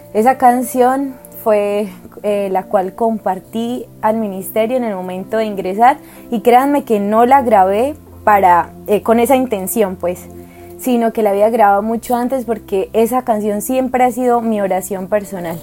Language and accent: Spanish; Barranquilla, Atlántico, Colombia; soy de Barranquilla, una ciudad de Colombia muy alegre